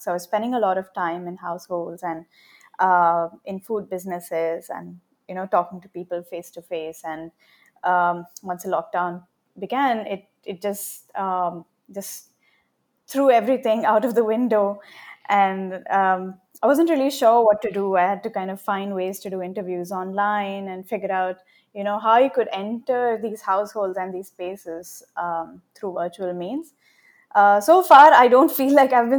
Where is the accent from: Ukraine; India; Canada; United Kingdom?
India; Hyderabad, Telangana; moved away as an adult; also born or lived in Adelaide, Australia; I'm originally from Hyderabad in India, and I'm right now back there to do my field work